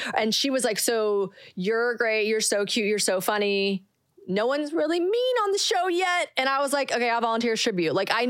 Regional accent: South Carolina, United States; moved away as an adult; now in Nashville, United States; Born and raised in South Carolina.

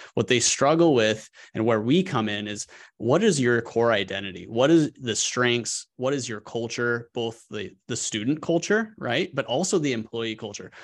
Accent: Colorado, United States; moved away as an adult; also born or lived in New York City; now in Arkansas, United States; growing up in Colorado

